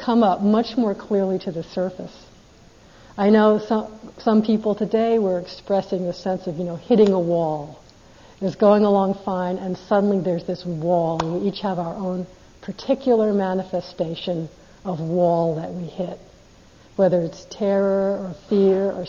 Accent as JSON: {"language": "English", "country": "United States", "said": "I'm American"}